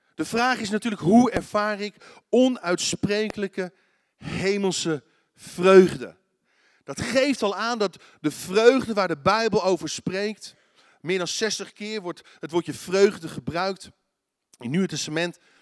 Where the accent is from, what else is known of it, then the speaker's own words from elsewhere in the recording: Netherlands; Als Nederlanders